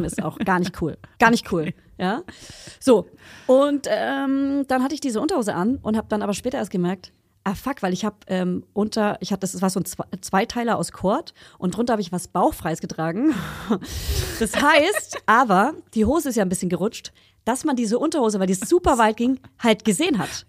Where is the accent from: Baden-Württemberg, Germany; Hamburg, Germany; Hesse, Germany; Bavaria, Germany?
Bavaria, Germany; a village near Hof; also born or lived in Hof, Germany / Friedrichshain, Berlin, Germany; now in Berlin, Germany; in meinem Dorf, wo ich herkomme, und in der Stadt Hof